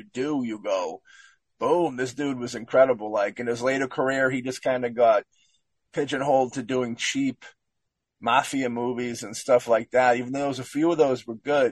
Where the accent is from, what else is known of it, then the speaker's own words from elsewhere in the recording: Boston, Massachusetts, United States; Us being Bostonian